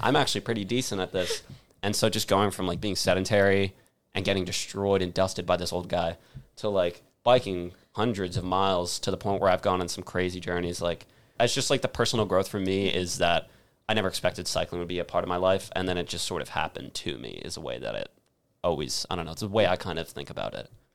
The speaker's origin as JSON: {"language": "English", "town": "Avon", "region": "Connecticut", "country": "United States", "tie": "born or raised there", "said": "my hometown in Avon, Connecticut"}